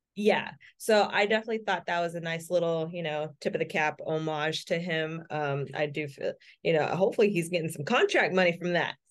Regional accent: California, United States

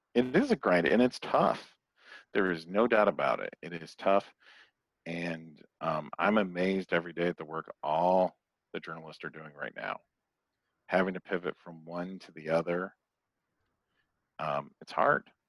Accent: Toledo, Ohio, United States; moved away as an adult; also born or lived in Phoenix; My next door neighbor growing up in Toledo, Ohio was a TV weatherman

